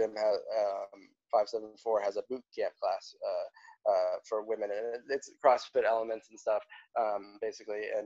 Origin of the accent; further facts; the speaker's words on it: South Bend, Indiana, United States; I grew up in the outside of Chicago, South Bend, Indiana